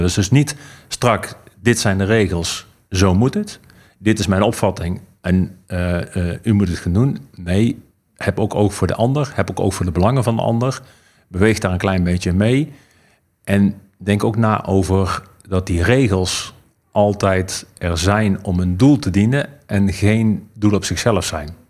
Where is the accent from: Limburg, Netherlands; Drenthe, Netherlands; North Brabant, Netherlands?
North Brabant, Netherlands; Eindhoven; moved away; toen ik nog in Eindhoven woonde